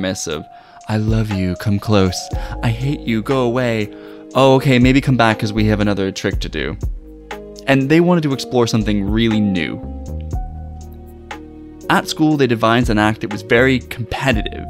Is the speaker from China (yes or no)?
no; Ottawa, Ontario, Canada; moved away as an adult; also born or lived in Montreal, Canada; now in Cardiff, United Kingdom; I'm originally from Ottawa, Canada, via Montreal